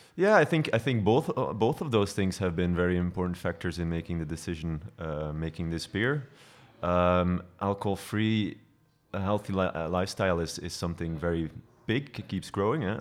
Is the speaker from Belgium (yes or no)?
yes; Belgian coast, Flanders, Belgium; moved away as an adult; also born or lived in Ghent; now in Brussels, Belgium; I grew up on the coast.